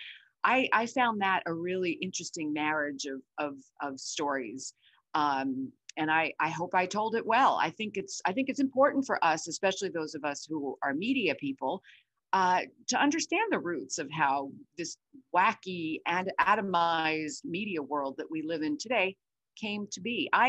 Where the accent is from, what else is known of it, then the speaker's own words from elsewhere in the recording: Brooklyn, New York, United States; but I did start my career as a teenager growing up in Brooklyn at CNN in its second year.